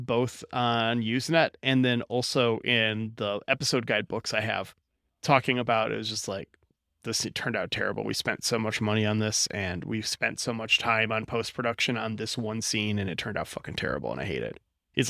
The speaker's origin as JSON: {"language": "English", "town": "Detroit", "region": "Michigan", "country": "United States", "tie": "born or raised there", "said": "But maybe that's just because I grew up in Detroit."}